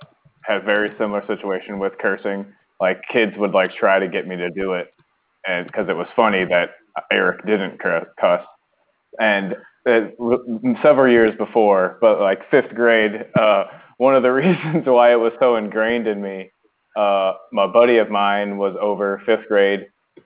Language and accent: English; Arkansas, United States; I'm from Arkansas, and it is really hard to become a scuba diver there.